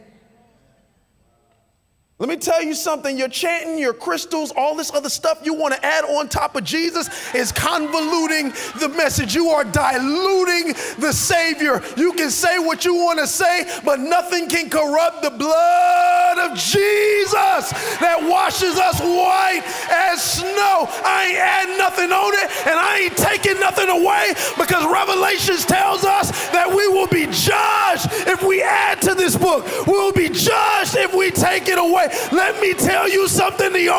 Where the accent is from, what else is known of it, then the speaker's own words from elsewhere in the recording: Miami Gardens, Florida, United States; I'm a dude from Carroll City